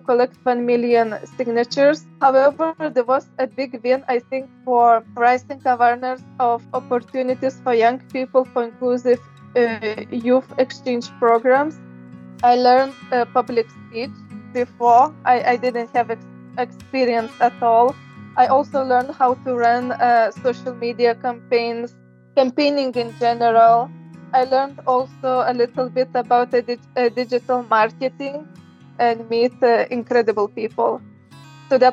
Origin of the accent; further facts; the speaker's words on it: Lithuania; moved away as an adult; now in Brussels, Belgium; Originally, I come from Lithuania, but I have been living abroad